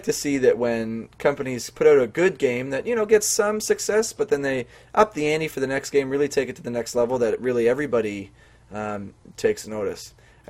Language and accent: English; Canada; Maybe it's just because we're Canadian, eh?